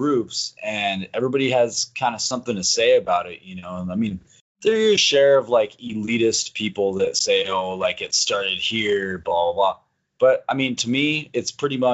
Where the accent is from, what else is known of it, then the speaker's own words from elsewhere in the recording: Wisconsin, United States; moved away as an adult; also born or lived in New Mexico; I lived in New Mexico for a long time, but I moved back to Wisconsin, a little bit north of Madison